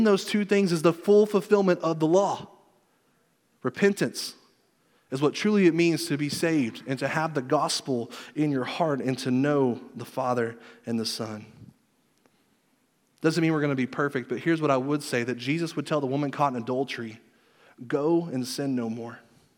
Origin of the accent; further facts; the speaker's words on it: Southern United States, United States; I grew up in church in the Bible Belt like everybody else.